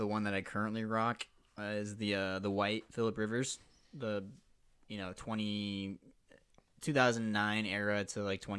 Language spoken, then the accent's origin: English; Nebraska, United States; We're born and raised in Nebraska, so Nebraska and Iowa do have a little bit